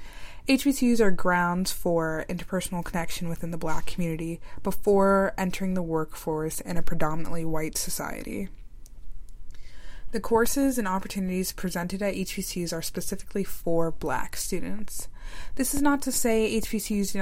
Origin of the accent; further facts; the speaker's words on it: Maryland, United States; Sierra and I are from Maryland.